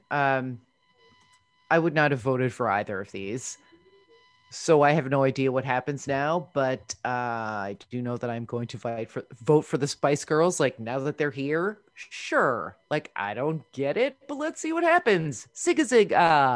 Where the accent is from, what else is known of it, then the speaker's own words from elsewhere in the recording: New Jersey, United States; I'm from New Jersey